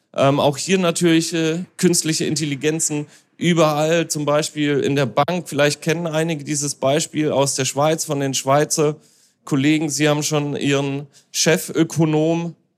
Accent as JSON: {"language": "German", "region": "Hamburg", "country": "Germany", "said": "ich als Hamburger"}